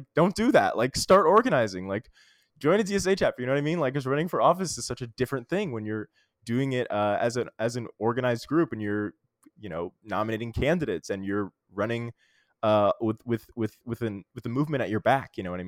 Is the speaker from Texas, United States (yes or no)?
no; Little Rock, Arkansas, United States; moved away; also born or lived in New York City; I moved back to my hometown, Little Rock, Arkansas. I always knew I was going to move back. I moved back a little bit earlier than I expected.